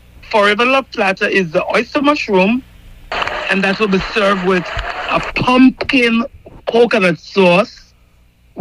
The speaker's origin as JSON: {"language": "English", "country": "Jamaica", "moved": "yes", "said": "We are Jamaicans. We are from Jamaica."}